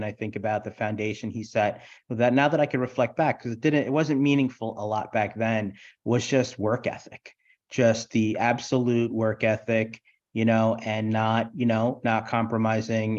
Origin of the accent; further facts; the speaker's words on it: New York City, New York, United States; also born or lived in Brooklyn; I was born in Brooklyn, Brookdale Hospital. And I was raised in Queens and Howard Beach, Queens, South Jamaica, Queens